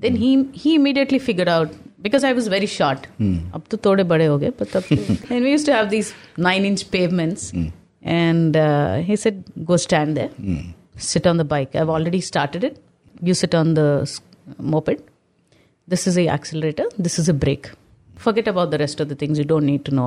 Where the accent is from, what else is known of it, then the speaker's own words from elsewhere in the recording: Secunderabad, Telangana, India; we are people from Secunderabad. So we are exactly by the bund, sir. So in my passport, if you see, born in Secunderabad, but my address is Hyderabad 80.